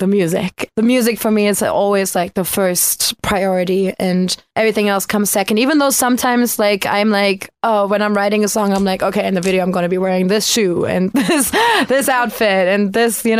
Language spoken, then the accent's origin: English; outside of Cologne, North Rhine-Westphalia, Germany; moved away; I grew up way outside of Cologne, Germany